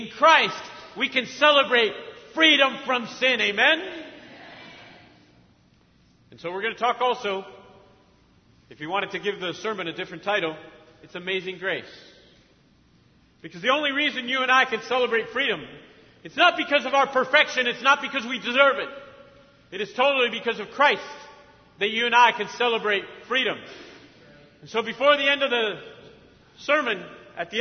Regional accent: Argentina; also born or lived in Mexico; now in United States; I grew up in Argentina.

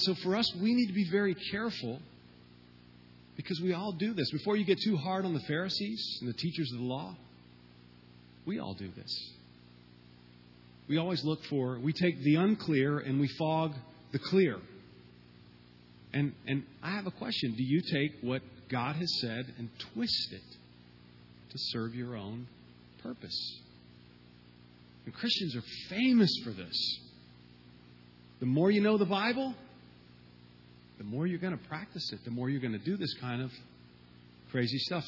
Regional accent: Southeast, United States; my whole family migrated from Cuba in 1959, and then I was born, and I grew up in a small southern town

